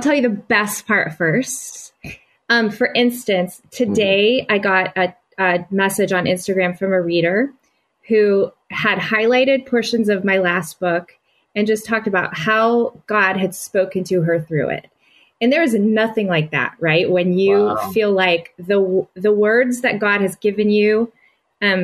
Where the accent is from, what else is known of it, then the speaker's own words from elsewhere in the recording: the South, United States; moved away; I grew up in the South.